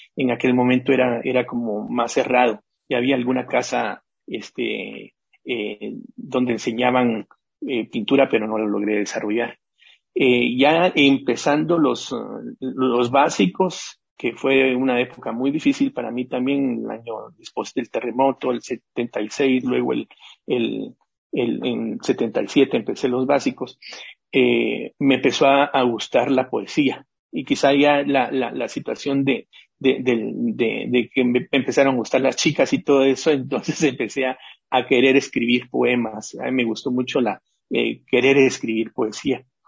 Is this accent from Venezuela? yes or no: no; Guatemala; moved away as an adult; also born or lived in Nicaragua / Mexico; Yo salí de Guatemala porque me secuestraron en el año del en el 81